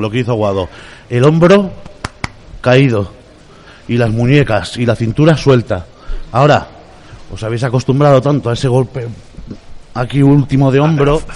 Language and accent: Spanish; Biscay, Basque Country, Spain; yo que soy vizcaíno